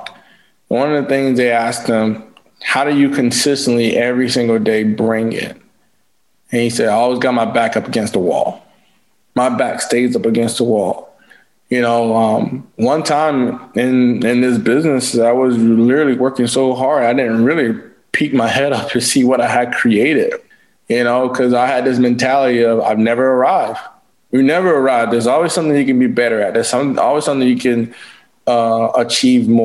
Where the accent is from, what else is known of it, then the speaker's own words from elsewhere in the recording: St. George, South Carolina, United States; I was born in St. George, South Carolina